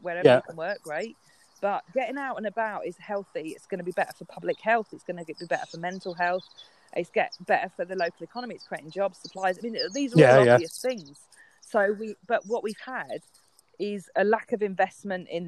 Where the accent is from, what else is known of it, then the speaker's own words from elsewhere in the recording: London, United Kingdom; I grew up in London, in Waltham Forest